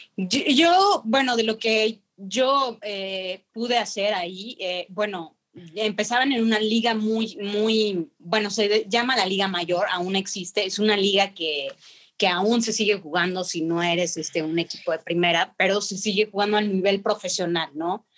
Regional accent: Mexico City, Mexico; moved away; also born or lived in León; y nací en Ciudad de México, mi amada Ciudad de México

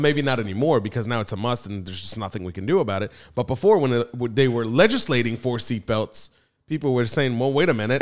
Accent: Philadelphia, Pennsylvania, United States; moved away; also born or lived in Miami; I'm coming from Philly

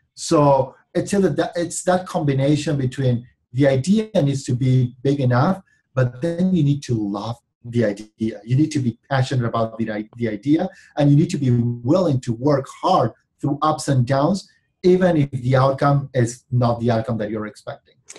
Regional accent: Argentina; moved away as an adult; now in California, United States; I was born and raised in Argentina

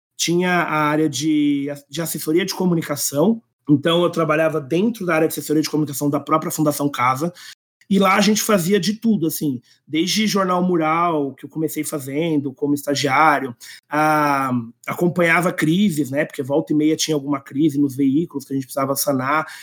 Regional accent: São Paulo, Brazil; Eu sou aqui paulistano mesmo, nasci em São Paulo

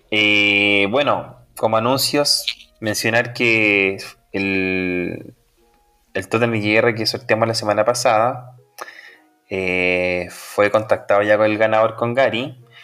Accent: Chile; Soy chileno, weón.

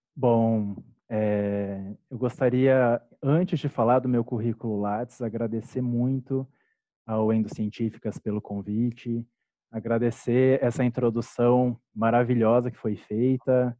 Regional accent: Curitiba, Paraná, Brazil; moved away as an adult; also born or lived in Cascavel / Bauru; eu sou curitibano

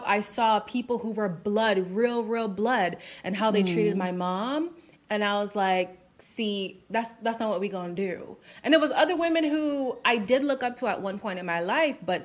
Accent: Zimbabwe; moved away; also born or lived in North America; I am an immigrant from Zimbabwe

